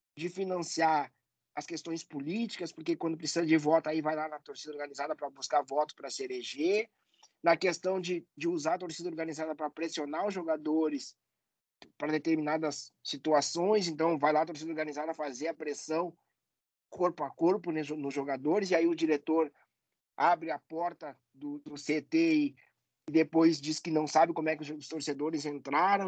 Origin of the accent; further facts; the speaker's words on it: Porto Alegre, Rio Grande do Sul, Brazil; accent: gaúcho; Eu sou de Porto Alegre e aqui tem uma rivalidade muito forte na, na dupla Grenal